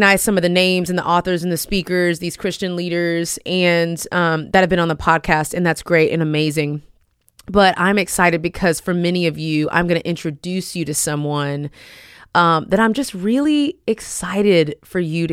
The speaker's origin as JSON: {"language": "English", "town": "Houston", "region": "Texas", "country": "United States", "tie": "born or raised there", "said": "that's my hometown"}